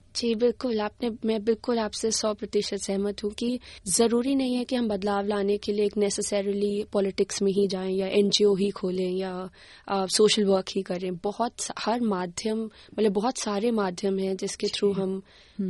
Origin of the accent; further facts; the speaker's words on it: Haryana, India; now in Canberra, Australia; मैं बचपन में मैं हरियाणा से आती हूँ इंडिया में